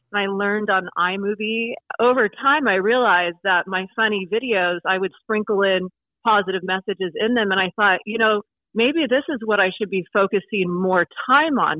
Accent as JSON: {"language": "English", "region": "Oregon", "country": "United States", "also_born_or_lived": "California / Greenwood, Indiana", "moved": "yes", "said": "even though I'm from Oregon originally"}